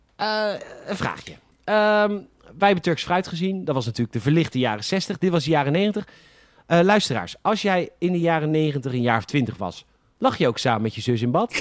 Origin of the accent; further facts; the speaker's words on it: Netherlands; wij Nederlanders